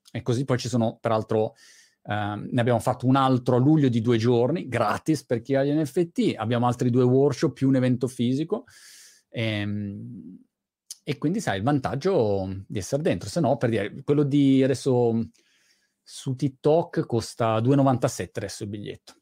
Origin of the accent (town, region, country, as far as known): Italy; moved away as an adult; also born or lived in England; now in United Kingdom